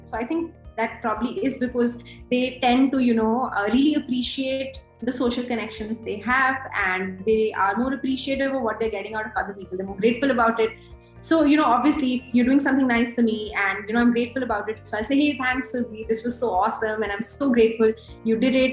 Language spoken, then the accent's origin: English; Delhi, India; also born or lived in Jamshedpur; I've been born and brought up in Delhi